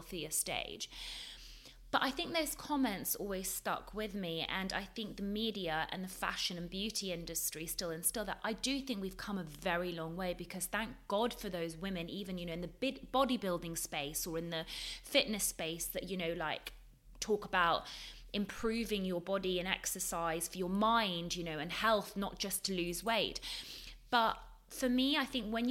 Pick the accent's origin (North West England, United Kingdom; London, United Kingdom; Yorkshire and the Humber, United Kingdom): London, United Kingdom; also born or lived in Leeds; I grew up in London. I grew up in a very multicultural society in London